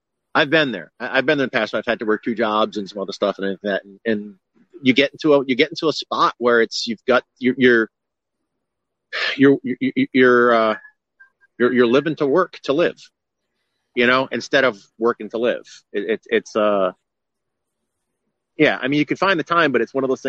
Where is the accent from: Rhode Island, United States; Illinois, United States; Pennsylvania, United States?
Rhode Island, United States; moved away; I'm from Rhode Island originally